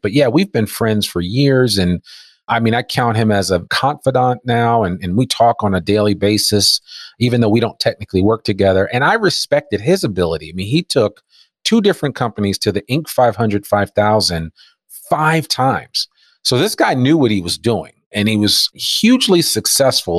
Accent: Teaneck, New Jersey, United States; moved away as an adult; also born or lived in Washington, D.C.; now in Fayetteville, Arkansas, United States; I grew up in Teaneck, New Jersey, so I'm an East Coaster at heart

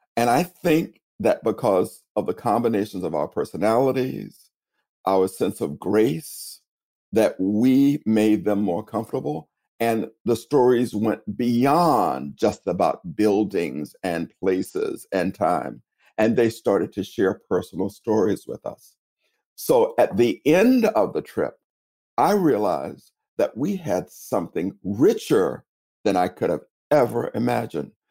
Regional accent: Tallahassee, Florida, United States; accent: Southern; now in New York City, United States; I'm from originally from Tallahassee, Florida

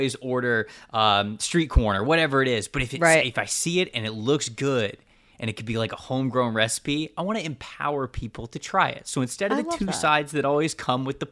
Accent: Florida, United States; I grew up in Florida and I've traveled around through the South a lot

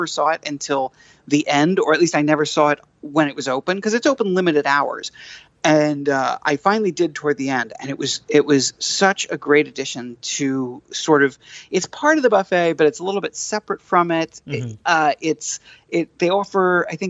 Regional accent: New York, United States; I'm basically a New Yorker

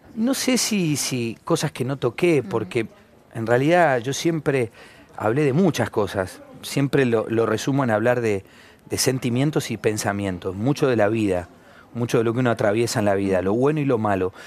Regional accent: Argentina

